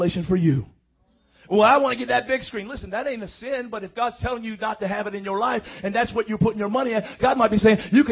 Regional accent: Miami, Florida, United States; I come from Miami

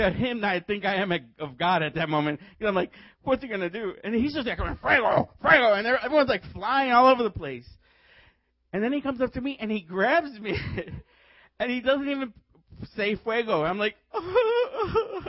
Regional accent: Chicago, Illinois, United States; I was from Chicago

